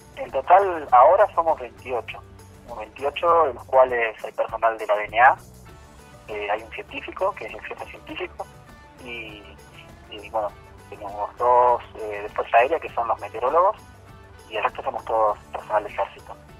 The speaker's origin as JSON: {"language": "Spanish", "town": "Buenos Aires", "country": "Argentina", "said": "soy de Buenos Aires"}